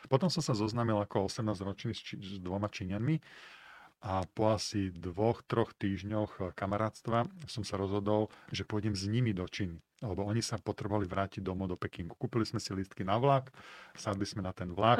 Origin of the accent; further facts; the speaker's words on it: Slovakia; also born or lived in China; som sa rozhodol, že sa vrátim na Slovensko